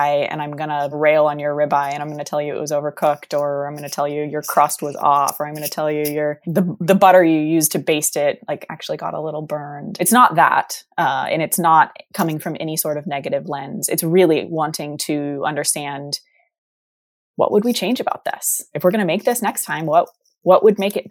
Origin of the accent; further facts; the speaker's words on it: Texas, United States; moved away; we're both from Texas